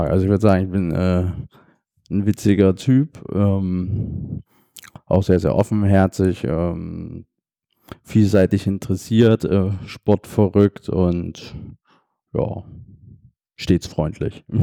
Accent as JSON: {"language": "German", "town": "Dresden", "region": "Saxony", "country": "Germany", "lives_now": "Hamburg, Germany", "said": "ich komme ursprünglich aus Dresden, ähm, wohne aber jetzt schon acht Jahre in Hamburg"}